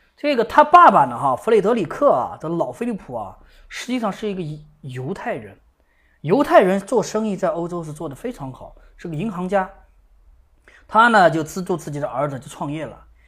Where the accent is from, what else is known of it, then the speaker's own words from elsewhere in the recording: China; 我们中国人啊，对这个飞利浦的印象啊特别深刻